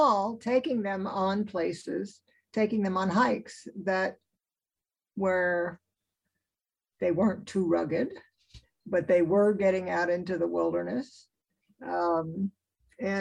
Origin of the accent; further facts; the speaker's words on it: East Coast, United States; now in Alaska, United States; I grew up on the East Coast